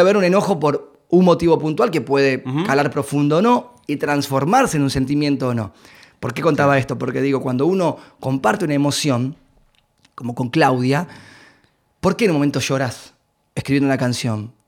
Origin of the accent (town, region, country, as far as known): Argentina